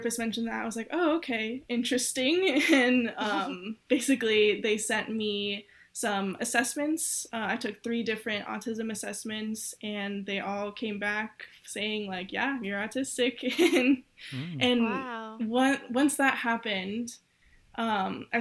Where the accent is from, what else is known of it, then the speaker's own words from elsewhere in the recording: Southern California, United States; moved away as an adult; now in Miami, United States; I grew up in California, Southern California, kind of in a really small city that no one knows